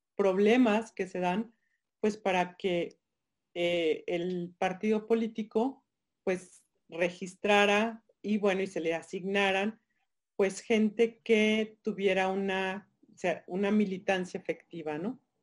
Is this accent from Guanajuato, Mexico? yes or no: yes; Guanajuato, Mexico; voy a traer mi estado, soy guanajuatense, siempre lo pongo por delante.